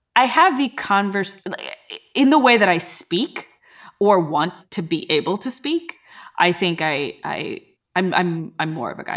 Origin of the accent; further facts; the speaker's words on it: Pakistan; moved away; I was from Pakistan, you know, and it's like, we're Muslims there